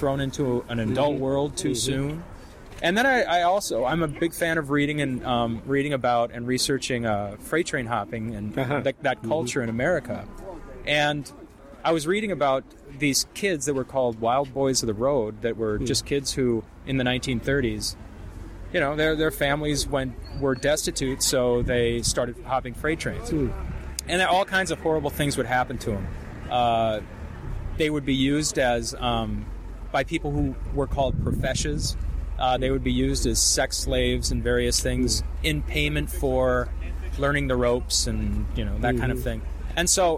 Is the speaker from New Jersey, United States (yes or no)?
no; St. Louis, Missouri, United States; I'm from St. Louis